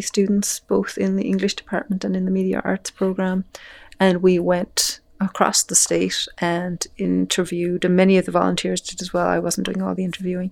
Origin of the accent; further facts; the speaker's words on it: Ireland; moved away as an adult; now in Montana, United States; As an Irish person